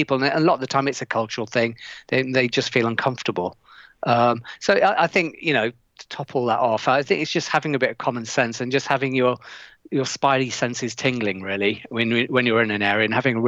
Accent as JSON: {"language": "English", "town": "Leicester", "region": "East Midlands", "country": "United Kingdom", "tie": "born or raised there", "said": "I come from an area in Leicester called Highfields"}